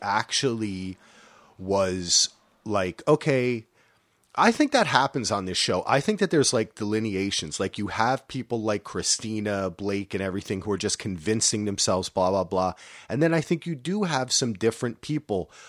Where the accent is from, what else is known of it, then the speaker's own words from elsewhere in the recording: New Jersey, United States; I'm from New Jersey